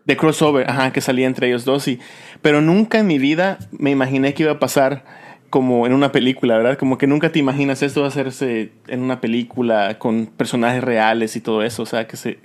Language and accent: Spanish; Yucatán, Mexico; also born or lived in Orange County, California; now in California, United States; yo, crecí solo en México, mis papás estaban aquí en Estados Unidos y luego me, me mandaron a, allá a Yucatán, crecí con mi abuelita